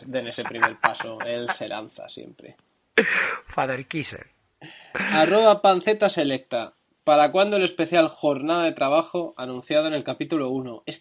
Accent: Galicia, Spain; soy gallego

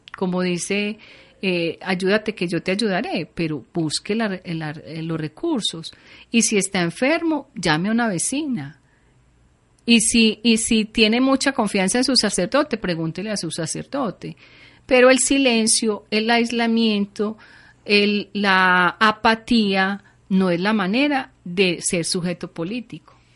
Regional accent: Colombia; quiénes somos los colombianos

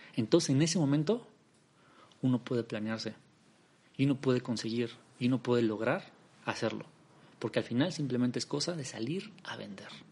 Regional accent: Mexico City, Mexico; also born or lived in Netherlands; Nací en la Ciudad de México, en México

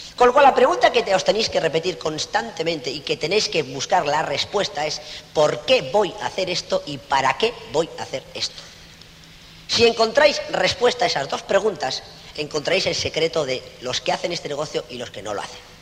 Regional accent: Spain

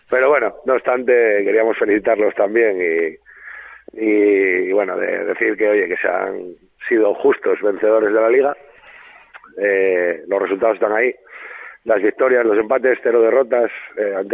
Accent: Asturias, Spain; soy asturiano.

